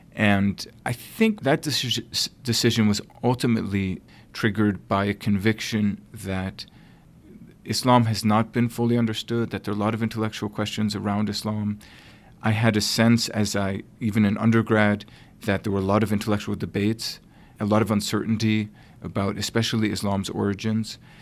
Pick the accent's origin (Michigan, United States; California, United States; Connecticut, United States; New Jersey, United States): Connecticut, United States; also born or lived in New York; I'm originally from Connecticut, where eventually I would do my graduate work